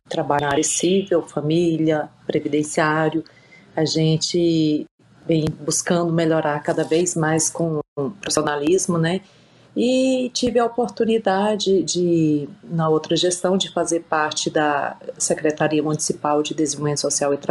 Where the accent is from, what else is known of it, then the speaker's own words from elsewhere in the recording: Piauí, Brazil; born there; now in Luziânia, Brazil; Assim, eu não sou natural de Lusiânia, né? Mas já moro aqui em Lusiânia há mais de 30 anos. nasci no Piauí, né? Eu e minha família viemos para cá.